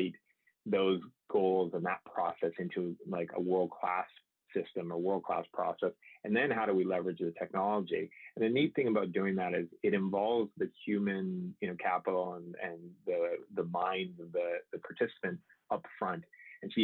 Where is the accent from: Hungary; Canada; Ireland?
Canada; moved away as an adult; also born or lived in Michigan, United States; now in San Diego, United States; I grew up in Canada, actually, and then I went to engineering in the U.S. in Michigan